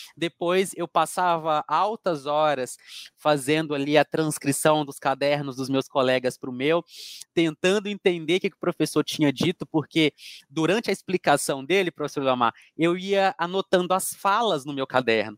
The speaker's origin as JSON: {"language": "Portuguese", "town": "Coronel Fabriciano", "region": "Minas Gerais", "country": "Brazil", "tie": "born or raised there", "also_born_or_lived": "Juiz de Fora", "moved": "yes", "said": "estudei em Juiz de Fora, professora, mas a minha cidade natal é Coronel Fabriciano"}